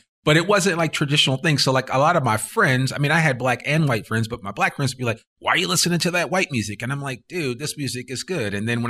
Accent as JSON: {"language": "English", "region": "New Jersey", "country": "United States", "tie": "born or raised there", "said": "I grew up in Northern New Jersey"}